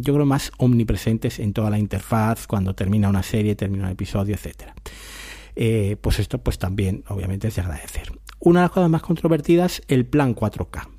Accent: Spain; somos españoles

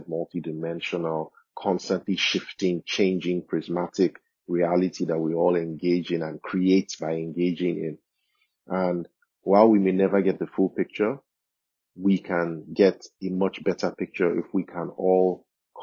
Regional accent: Nigeria; me, myself, as a Nigerian, as an African

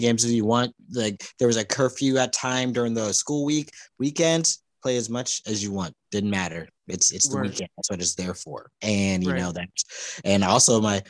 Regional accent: Palmdale, California, United States; now in Los Angeles, United States; my hometown is Palmdale, California, it's up north

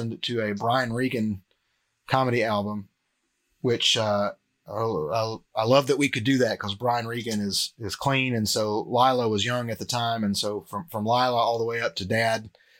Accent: Cleveland, Tennessee, United States; moved away as an adult; now in Murfreesboro, United States; I'm originally from Cleveland. I live in Murfreesboro now, but I'm from Cleveland, Tennessee.

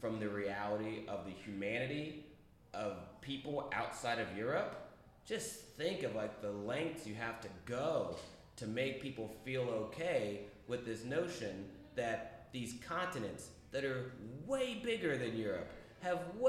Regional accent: United States; as an American, as someone that's been brought up as an American

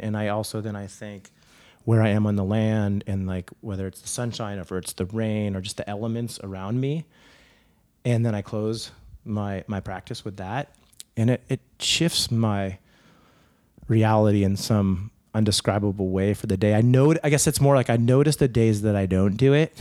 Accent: Saratoga, California, United States; also born or lived in Silicon Valley / France / Germany / Spain; I grew up in Saratoga

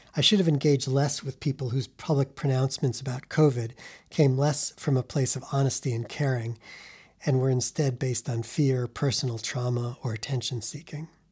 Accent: New York City, New York, United States; now in Chicago, United States; New York City, my hometown

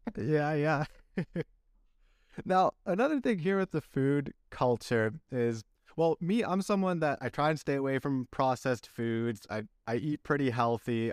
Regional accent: Canada; moved away as an adult; also born or lived in Chile / Belgium; now in Castellón, Spain; I was born in Chile, then I went to Belgium, that's where my f, heritage is from, grew up in Canada

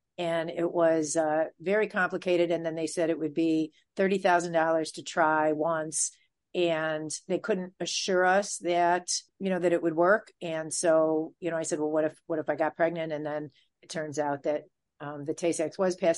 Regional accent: Michigan, United States; moved away as an adult; now in New York, United States; I grew up in a big conservative Jewish family. And the politics were very, you know, in where I was in Michigan was right wing

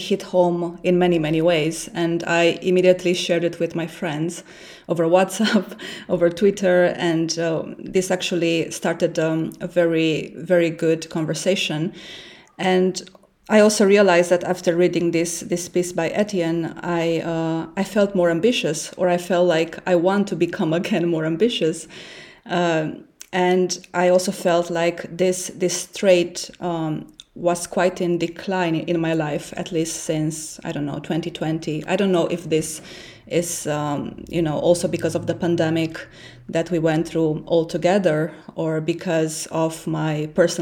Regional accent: Romania; English is a second language; moved away as an adult; also born or lived in Switzerland; now in Berlin, Germany; as an immigrant living in Berlin and then in Switzerland, I'm originally from Romania

